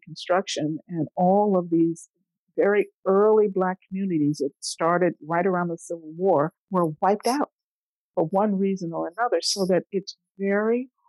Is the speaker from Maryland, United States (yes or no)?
yes; Bethesda, Maryland, United States; my hometown of Bethesda, Maryland